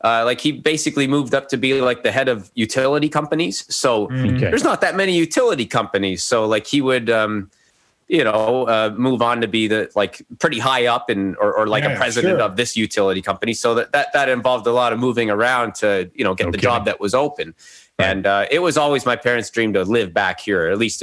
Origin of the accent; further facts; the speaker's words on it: Calgary, Alberta, Canada; born there; also born or lived in Castlegar; I was born in Calgary.